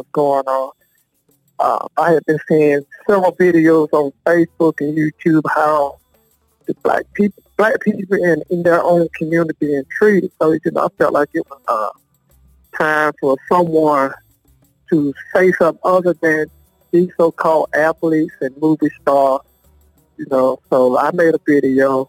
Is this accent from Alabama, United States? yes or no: no; Longview, North Carolina, United States; I'm from Longview, North Carolina.